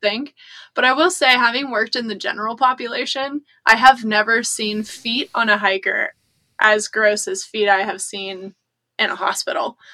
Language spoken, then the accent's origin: English; United States; I grew up near the Appalachian Trail